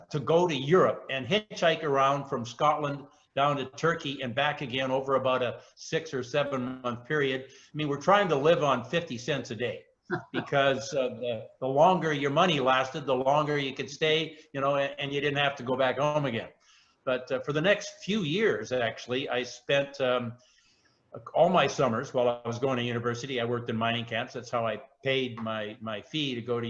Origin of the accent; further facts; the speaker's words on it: Chilliwack, British Columbia, Canada; now in Vancouver Island, Canada; I was born in Chilliwack. I grew up on a farm there.